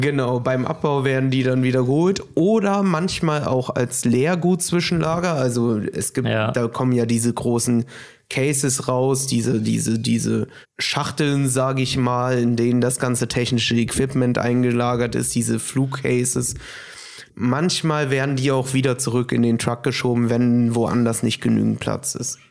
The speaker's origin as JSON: {"language": "German", "country": "Brazil", "tie": "born or raised there", "moved": "yes", "said": "ich bin gebürtiger Brasilianer"}